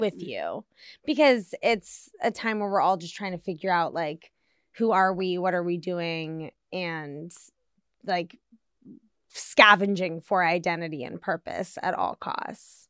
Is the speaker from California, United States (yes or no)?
no; Washington, District of Columbia, United States; moved away as an adult; also born or lived in Arizona; I grew up in Washington, D C.